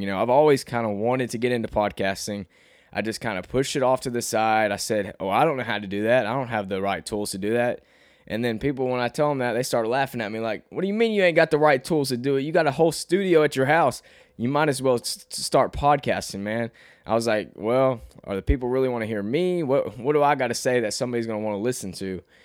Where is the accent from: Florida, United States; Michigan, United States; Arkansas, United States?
Arkansas, United States; Cabot; accent: Southern twang; also born or lived in New York; I'm from Arkansas and I've, I've always lived here my whole life.